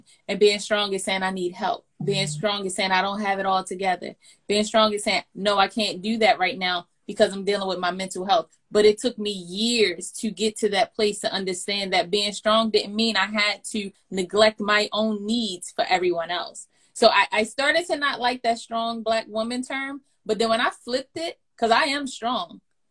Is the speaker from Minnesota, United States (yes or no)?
no; Baltimore, Maryland, United States; moved away; I'm born and raised in Baltimore, and I did not want to come back to Baltimore